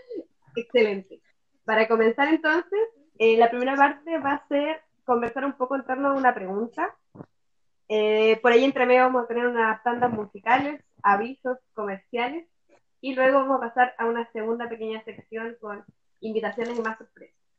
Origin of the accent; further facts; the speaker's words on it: Puerto Montt, Los Lagos, Chile; moved away as an adult; nací y me crié en Puerto Montt, luego tuve que emigrar para estudiar y ahora me toca volver a la tierra en la que nací y crecí.